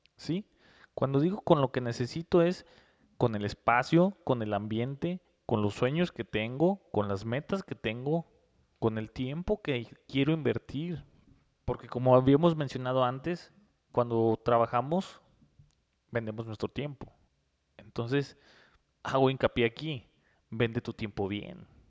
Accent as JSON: {"language": "Spanish", "country": "Mexico", "said": "somos nosotros los mexicanos"}